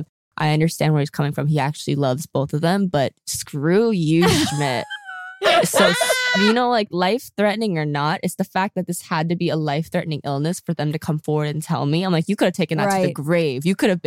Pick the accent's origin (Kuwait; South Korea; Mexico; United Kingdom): South Korea